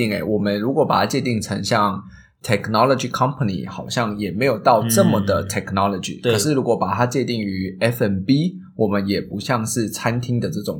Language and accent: Chinese; Tainan, Taiwan; now in Singapore; 我是台南人